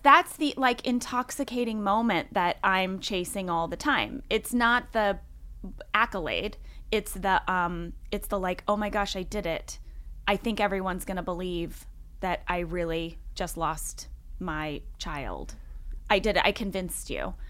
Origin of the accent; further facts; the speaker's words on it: St. Louis, Missouri, United States; moved away; also born or lived in Fort Wayne, Indiana; Grew up in Saint Louis, Missouri. I was born in Fort Wayne, Indiana, um, but I lived in Sa-, I grew up in Saint Louis, Missouri